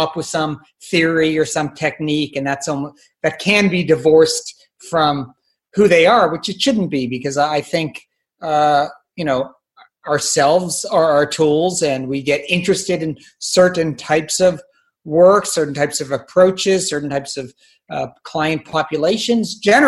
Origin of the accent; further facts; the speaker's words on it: Palo Alto, California, United States; also born or lived in San Francisco, California; now in Mill Valley, United States; I grew up in the Bay Area in Palo Alto